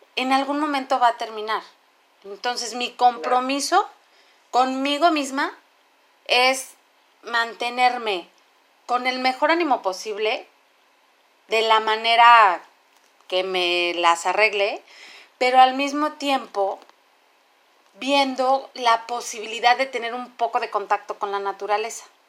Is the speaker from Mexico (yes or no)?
yes; Mexico; como mexicanos